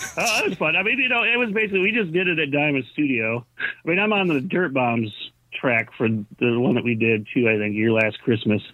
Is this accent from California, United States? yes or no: no; Charlotte, Michigan, United States; also born or lived in Oak Park, Michigan; then about '72 or so, I think we moved to beautiful Charlotte, Michigan, which you've never heard of.